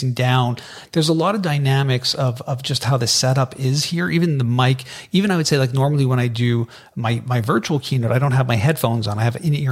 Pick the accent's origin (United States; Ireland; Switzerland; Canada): Canada; we're Canadian